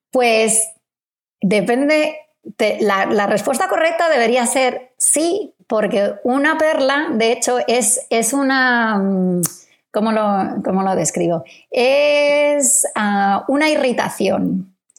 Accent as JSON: {"language": "Spanish", "country": "Spain", "moved": "yes", "lives_now": "Australia", "said": "investigadores españoles en Australia"}